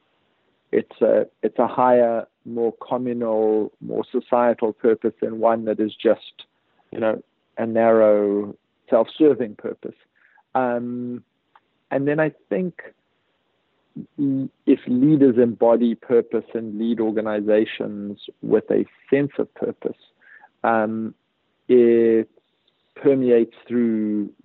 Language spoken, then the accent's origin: English; South Africa; I grew up under apartheid in South Africa